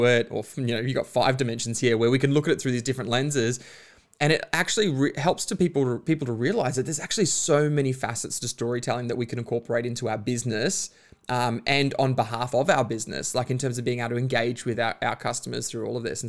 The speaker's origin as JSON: {"language": "English", "town": "Bundaberg", "region": "Queensland", "country": "Australia", "tie": "born or raised there", "said": "I grew up in Bundaberg, small town."}